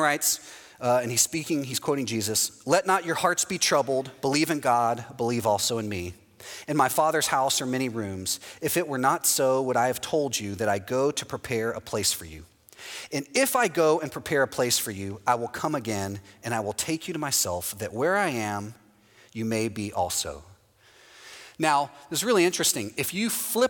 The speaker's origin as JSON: {"language": "English", "town": "Houston", "region": "Texas", "country": "United States", "tie": "born or raised there", "moved": "yes", "lives_now": "Orlando, United States", "said": "Houston, my hometown, is the same way"}